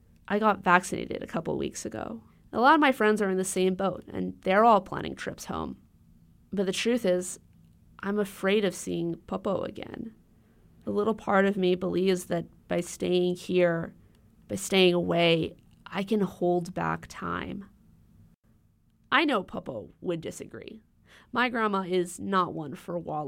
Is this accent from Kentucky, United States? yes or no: no; Honolulu, Hawaii, United States; moved away; I grew up in Honolulu